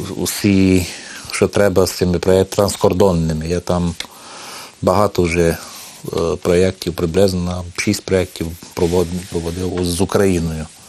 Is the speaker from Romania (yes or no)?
yes; Maramureș County, Romania; ми тут жили в одному такому одному куточку Мараморощини